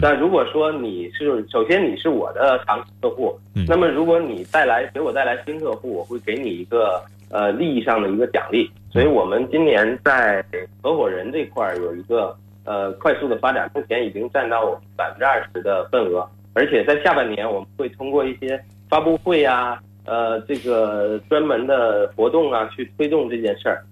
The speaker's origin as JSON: {"language": "Chinese", "town": "Shenzhen", "region": "Guangdong", "country": "China", "moved": "yes", "lives_now": "Beijing, China", "said": "我也是深圳人，我现在在北京创业"}